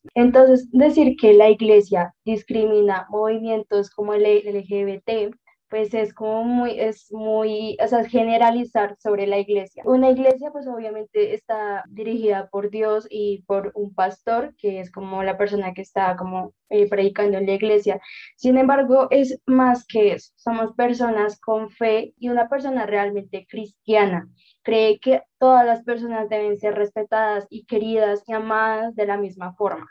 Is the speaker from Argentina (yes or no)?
no; Colombia; yo nací en Colombia, yo soy cristiana